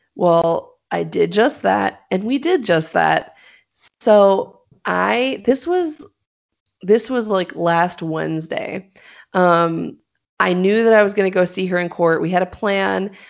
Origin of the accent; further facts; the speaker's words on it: Los Angeles, California, United States; I'm from Los Angeles.